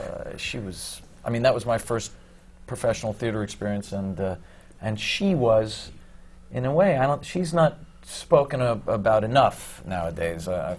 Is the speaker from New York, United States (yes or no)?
yes; New York City, New York, United States; I'm from Queens. my father was a talent agent who managed comics and singers in the Borscht Belt. My mom was a nightclub